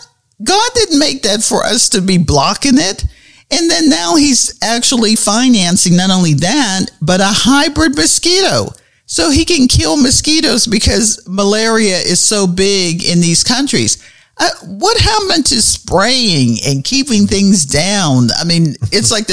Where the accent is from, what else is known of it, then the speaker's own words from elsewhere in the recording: Pittsburgh, Pennsylvania, United States; we were growing up in Pittsburgh, Pennsylvania